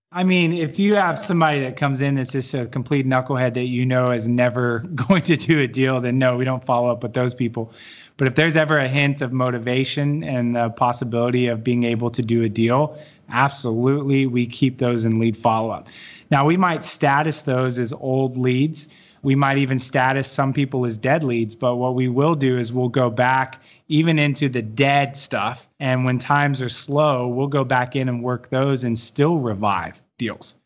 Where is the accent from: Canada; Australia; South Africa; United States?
United States; Dallas, Texas; I'm from Dallas